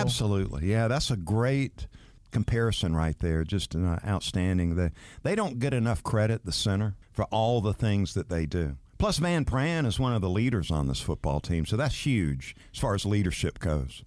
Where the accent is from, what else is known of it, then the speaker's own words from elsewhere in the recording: Valdosta, Georgia, United States; I grew up in Valdosta, Georgia